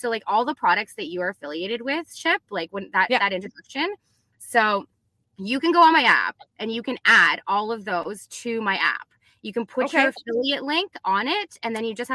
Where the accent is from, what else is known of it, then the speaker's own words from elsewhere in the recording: Canada; I'm Canadian